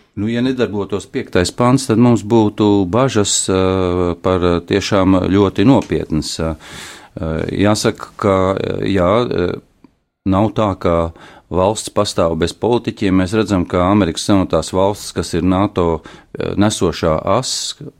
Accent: Ventspils, Kurzeme, Latvia; born or raised there

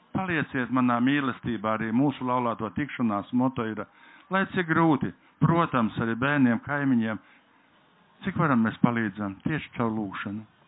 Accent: Latgale, Latvia; Es nākam no Latgales nāku

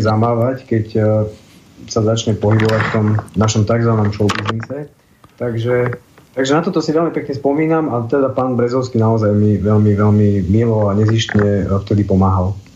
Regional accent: Šaľa, Nitra Region, Slovakia; moved away as an adult; now in Bratislava, Slovakia; tu som vyrastal ja som sa v Šali aj narodil, aj som tam teda mm, chodil na základnú, aj na strednú školu.

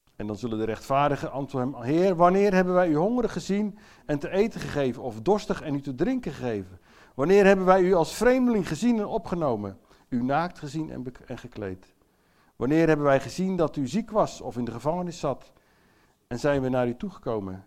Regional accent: Netherlands; Ik ben zelf ook Nederlander

